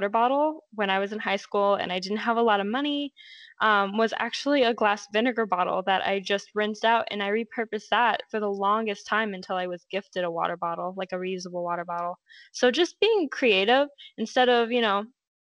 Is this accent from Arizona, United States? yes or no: yes; Lake Havasu City, Arizona, United States; I'm from Havasu, which is in Arizona